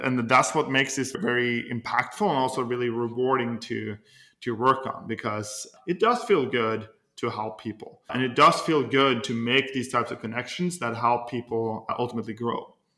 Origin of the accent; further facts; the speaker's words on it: Norway; moved away as an adult; now in United States; I'm originally from Norway and I came to the United States uh, a little over 10 years